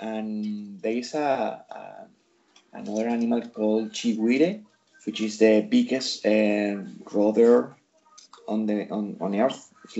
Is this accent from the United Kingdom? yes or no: yes; United Kingdom; So we're British.